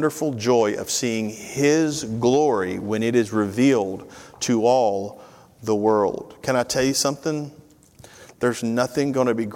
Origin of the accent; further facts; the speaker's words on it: Tennessee, United States; moved away as an adult; now in Georgia, United States; born and bred in Tennessee